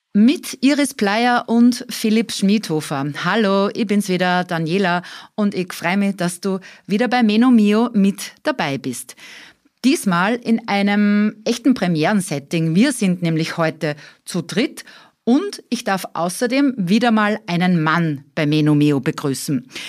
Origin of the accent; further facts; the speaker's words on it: Austria; bei uns in Österreich